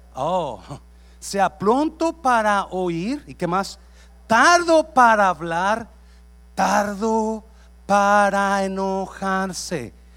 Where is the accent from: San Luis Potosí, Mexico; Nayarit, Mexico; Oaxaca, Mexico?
Nayarit, Mexico; moved away; yo crecí en Nayarit